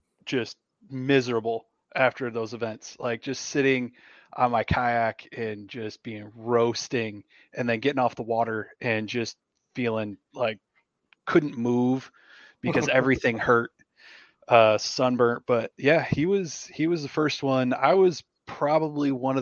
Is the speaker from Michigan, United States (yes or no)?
yes; Michigan, United States; moved away; I grew up in Michigan